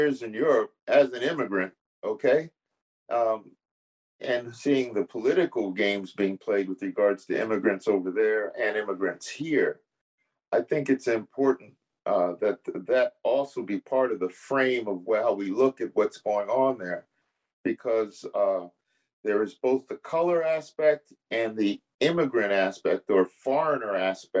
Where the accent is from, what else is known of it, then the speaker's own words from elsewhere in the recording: United States; as an American